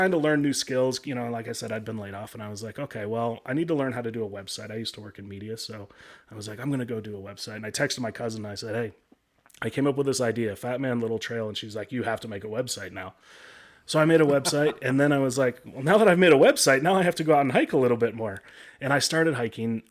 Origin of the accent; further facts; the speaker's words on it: Chicago, Illinois, United States; moved away as an adult; also born or lived in Michigan / Denver, Colorado; now in Colorado, United States; I grew up in the Midwest. I was born in Michigan, grew up in the Chicago area.